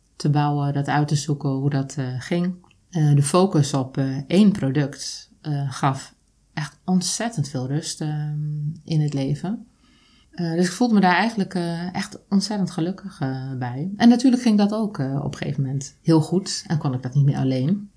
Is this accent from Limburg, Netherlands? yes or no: no; Drenthe, Netherlands; moved away; also born or lived in Zoeterwoude; dat kan ik alleen zijn in Drenthe, waar ik ben groot geworden, waar ik ben opgegroeid